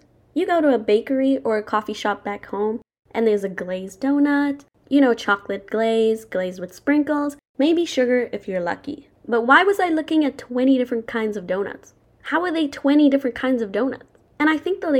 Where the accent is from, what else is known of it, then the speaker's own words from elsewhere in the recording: Zimbabwe; now in United States; when I tell people where I'm from, I always say Zimbabwe